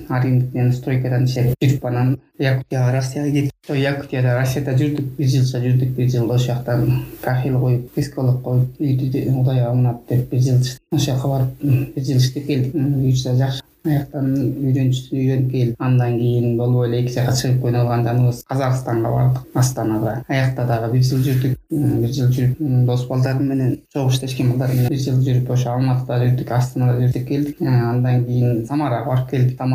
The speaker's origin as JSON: {"language": "Kyrgyz", "town": "Kulanak", "region": "Naryn Region", "country": "Kyrgyzstan", "tie": "born or raised there", "also_born_or_lived": "Yakutia, Russia / Astana, Kazakhstan", "said": "куланак айылында туулуп өскөм айылда бир миң тогуз жүз жетимиш тогузунчу жылы төрөлгөн"}